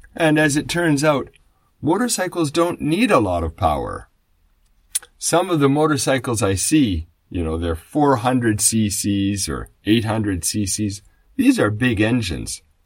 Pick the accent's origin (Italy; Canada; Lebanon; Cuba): Canada; moved away as an adult; now in Japan; When I was growing up in Canada